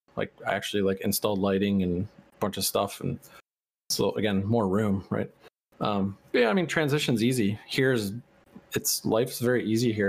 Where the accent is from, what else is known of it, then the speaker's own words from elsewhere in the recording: Chicago, Illinois, United States; moved away; also born or lived in Arizona / San Francisco; I was raised in Chicago